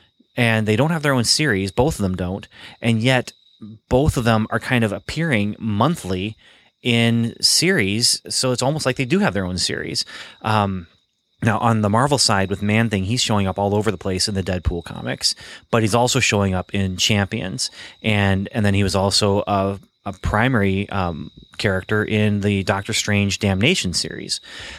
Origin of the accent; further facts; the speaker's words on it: Michigan, United States; also born or lived in Ontario, Canada; And I think it has to do with growing up in Ontario and in Michigan and kind of these northern Midwest states